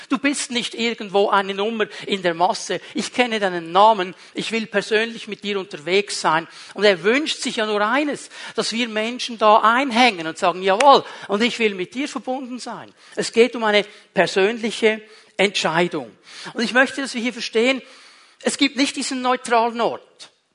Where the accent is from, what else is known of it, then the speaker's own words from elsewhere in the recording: Switzerland; ich bin in der Schweiz aufgewachsen